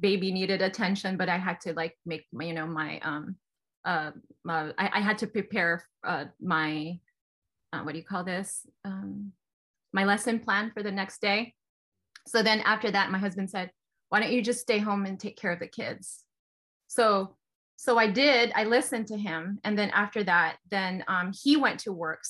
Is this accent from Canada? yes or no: no; Philippines; moved away as an adult; now in United States; So I'm from the Philippines. And then I went to the US.